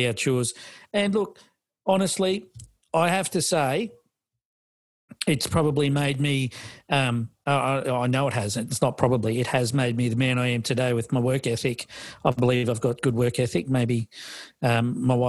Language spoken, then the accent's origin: English; Australia; I'm Australian, but, you know, Australian background